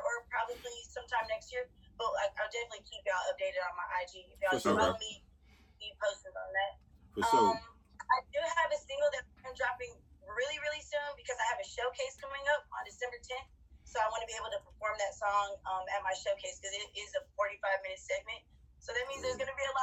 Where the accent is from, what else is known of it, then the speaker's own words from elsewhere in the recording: Irving, Texas, United States; also born or lived in Dallas, Texas; I was born in Dallas, Texas, raised in Irving, Texas.